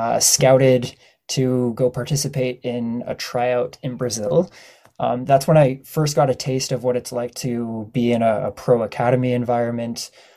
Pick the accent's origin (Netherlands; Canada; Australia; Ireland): Canada; Ottawa, Ontario; now in Peterborough, Canada; So I grew up in Ottawa, Bayshore, Nepean area, Bell's Corners